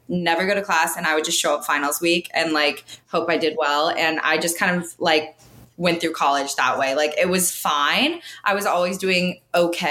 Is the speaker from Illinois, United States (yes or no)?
no; Northern California, United States; moved away as an adult; also born or lived in Alabama; now in San Diego, United States; I'm originally from Northern California.